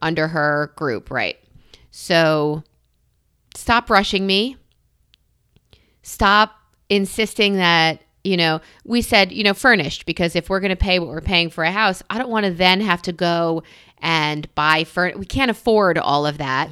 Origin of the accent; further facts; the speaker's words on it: New York, United States; I'm a New Yorker